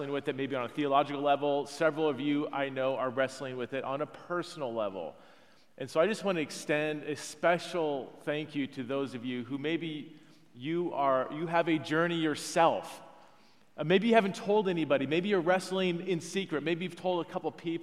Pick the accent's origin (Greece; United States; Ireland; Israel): United States; the Northwest, Pacific Northwest; I'm actually from the Northwest